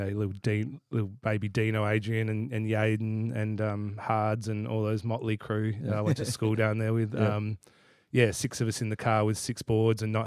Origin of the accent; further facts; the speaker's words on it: Boranup, Western Australia, Australia; I was born and bred down here, and under the guidance of the Wadandi elders, and very blessed to be here. Raised in the Southwest